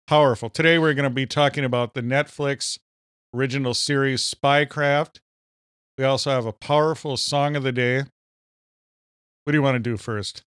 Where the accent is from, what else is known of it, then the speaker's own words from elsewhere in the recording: Minnesota, United States; accent: Minnesota; my Minnesota accent